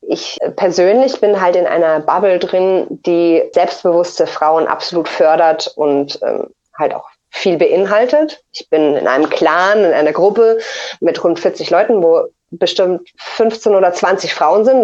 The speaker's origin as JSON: {"language": "German", "area": "near Munich", "region": "Bavaria", "country": "Germany", "said": "ich komme aus der Nähe von München."}